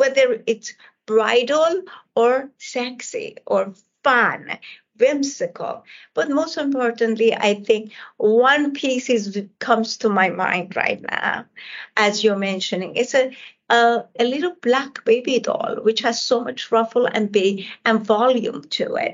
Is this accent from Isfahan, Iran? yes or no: yes; Isfahan, Iran; English is a second language; moved away as an adult; now in United States; I come from Iran, and it's all the tile work and all the architect, especially the city I come from, Isfahan, is all about that magnificent architect.